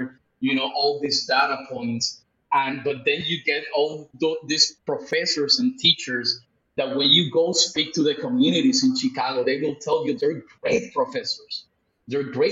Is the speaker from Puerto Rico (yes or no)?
yes; Puerto Rico; also born or lived in Mexico City, Mexico / Tulum, Mexico; now in Lisbon, Portugal; I was raised in the Caribbean, in Puerto Rico.